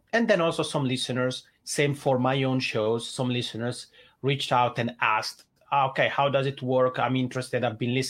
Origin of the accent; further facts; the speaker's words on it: Italian-speaking Switzerland, Switzerland; accent: Italian ("macaroni accent"); English is a second language; moved away as an adult; now in Helsinki, Finland; I'm originally from the Italian speaking part of Switzerland. That's why I have this funny macaroni accent, but I've been living in Helsinki, Finland for about 10 years now